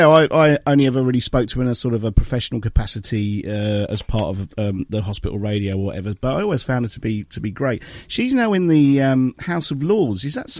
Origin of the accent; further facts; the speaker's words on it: Watford, East of England, United Kingdom; it's been my hometown pretty much all my life